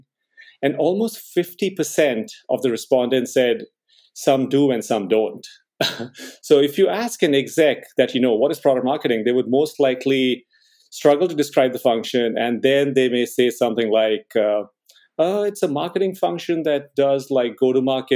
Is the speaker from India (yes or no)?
yes; India; moved away as an adult; also born or lived in Boston; I grew up in India, and I did engineering